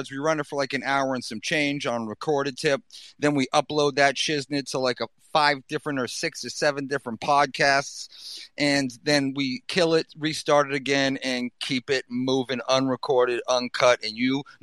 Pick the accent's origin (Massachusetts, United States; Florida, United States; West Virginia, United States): Massachusetts, United States; Boston; accent: Boston; I won't even flex my Boston accent too heavy.